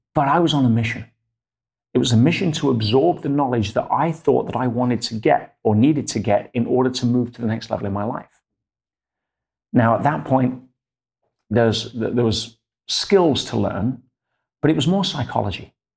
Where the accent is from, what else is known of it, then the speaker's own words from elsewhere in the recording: Leicester, East Midlands, United Kingdom; In England, yes. My hometown in Leicester.